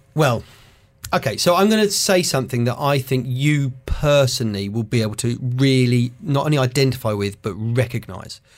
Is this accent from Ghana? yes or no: no; United Kingdom; I'm a comedian from Britain